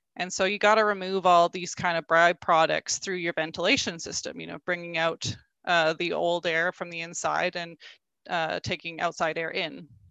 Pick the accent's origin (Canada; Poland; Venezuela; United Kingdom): Canada; rural Alberta; I grew up in, in rural Alberta